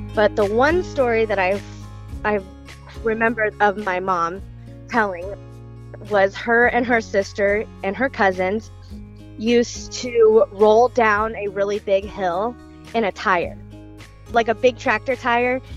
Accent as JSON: {"language": "English", "town": "Girard", "region": "Illinois", "country": "United States", "tie": "born or raised there", "also_born_or_lived": "Springfield, Illinois", "said": "we grew up in Girard, um, which is a very small town south of Springfield, Illinois. Um, we lived there. Um, I lived there my whole life"}